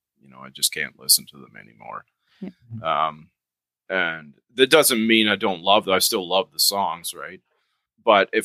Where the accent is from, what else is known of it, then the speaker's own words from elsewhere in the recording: Canada; we're Canadian